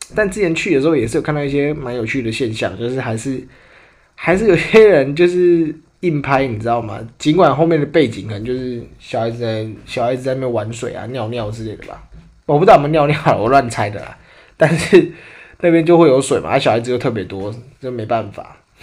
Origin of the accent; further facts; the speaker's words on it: Tainan, Taiwan; 我们虽然身为台南人